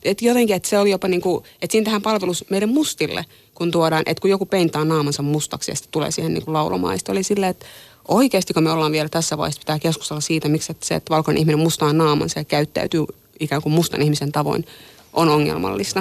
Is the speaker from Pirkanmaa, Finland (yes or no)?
yes; Tampere, Pirkanmaa, Finland; Mä oon kasvanut Tampereella ja mä oon käynyt suomalaisen peruskoulun.